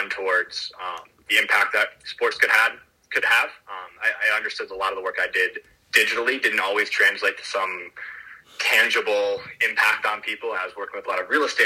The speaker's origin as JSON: {"language": "English", "town": "Green Bay", "region": "Wisconsin", "country": "United States", "moved": "yes", "said": "I'm from Green Bay, Wisconsin initially"}